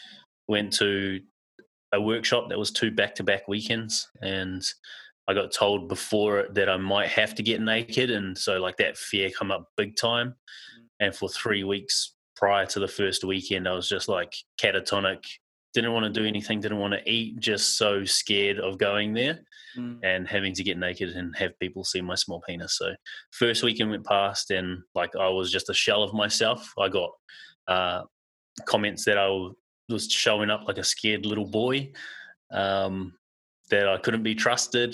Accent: Auckland, New Zealand; now in Perth, Australia; I grew up in South Auckland, New Zealand, a suburb called Manurewa. And I now live in Perth, Western Australia.

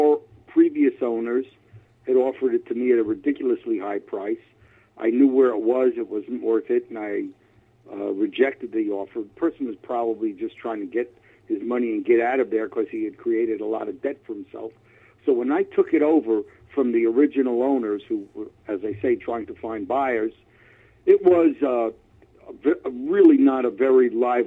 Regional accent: New York City, New York, United States; moved away as an adult; also born or lived in Far Rockaway, Queens / Massapequa, Long Island; now in San Francisco Bay Area, United States; Grew up in Manhattan, Lower East Side

